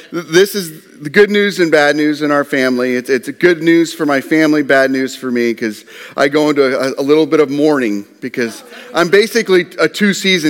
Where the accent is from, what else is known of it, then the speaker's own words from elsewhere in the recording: Nebraska, United States; I'm from Nebraska.